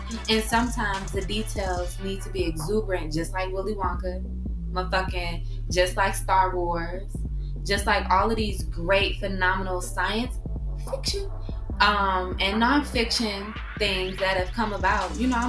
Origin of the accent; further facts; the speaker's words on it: St. Louis, Missouri, United States; So we're both from St. Louis, and this is like the unofficial like St. Louis anthem.